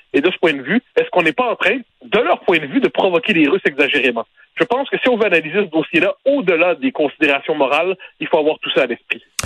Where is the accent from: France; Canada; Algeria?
Canada; Quebec; quand on est québécois